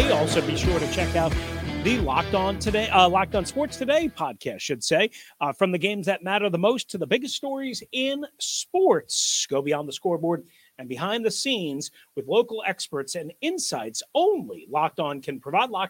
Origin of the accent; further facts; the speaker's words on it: New York, United States; I'm from New York, and I don't even have a great New York accent anymore. I've lived too many damn places for too long.